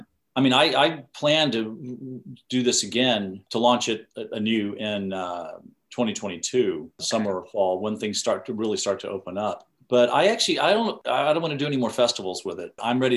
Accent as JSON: {"language": "English", "town": "Corpus Christi", "region": "Texas", "country": "United States", "moved": "yes", "lives_now": "Los Angeles, United States", "said": "Yeah, I'm from Corpus Christi, Texas."}